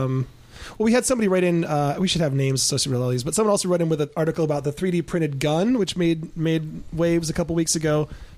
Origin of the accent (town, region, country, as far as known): Ann Arbor, Michigan, United States; born or raised there